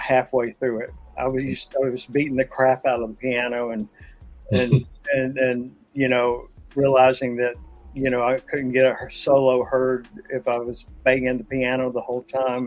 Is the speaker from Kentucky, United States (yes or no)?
yes; Pikeville, Kentucky, United States; my hometown of Pikeville, Kentucky